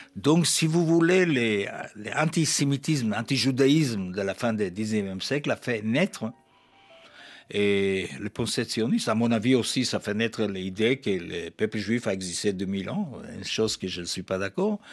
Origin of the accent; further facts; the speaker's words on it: Jaffa, Tel Aviv District, Israel; also born or lived in Germany; Jaffa, c'est ma ville natale